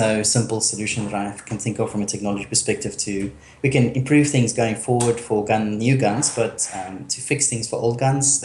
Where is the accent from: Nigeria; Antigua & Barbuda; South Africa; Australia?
South Africa; I'm South African, and I mean, I've grown up with guns being in the house all the time